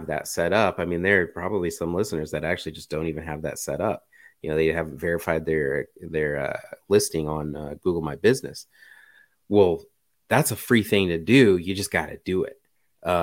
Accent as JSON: {"language": "English", "country": "United States", "said": "I'm American"}